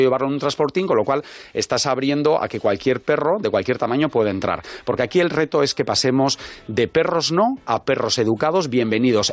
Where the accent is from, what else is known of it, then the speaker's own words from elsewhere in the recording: San Sebastián, Basque Country, Spain; yo soy de Donosti, y estamos en Donosti